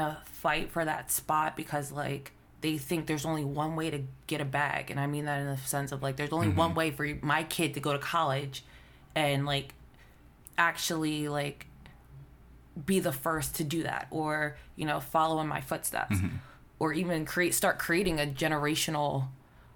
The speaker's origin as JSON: {"language": "English", "town": "Philadelphia", "region": "Pennsylvania", "country": "United States", "said": "I'm from Philly"}